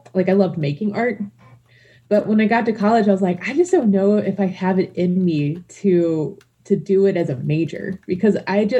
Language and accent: English; Texas, United States; also born or lived in New Orleans; now in Cincinnati, United States; Well, I'm from Texas originally, but kind of all over the South. And I moved here from New Orleans, which is actually the longest I've ever lived anywhere. I lived in New Orleans for about 10 years.